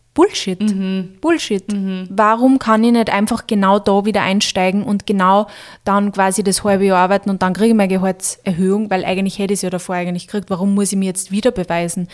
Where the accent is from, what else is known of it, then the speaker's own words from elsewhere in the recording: Austria; bei uns in Österreich